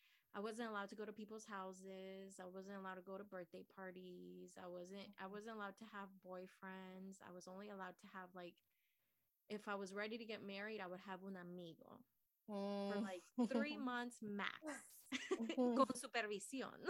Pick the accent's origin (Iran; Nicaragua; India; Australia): Nicaragua; moved away; So I was born in Nicaragua